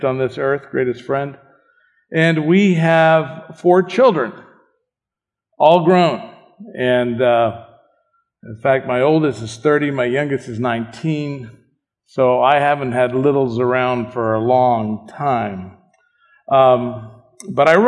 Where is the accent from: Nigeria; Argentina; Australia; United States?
Argentina; I was born in Argentina.